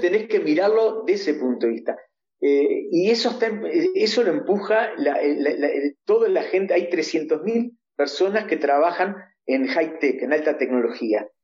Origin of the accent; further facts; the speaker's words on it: Uruguay; moved away as an adult; now in Israel; nosotros somos uruguayos, nuestros chicos también son uruguayos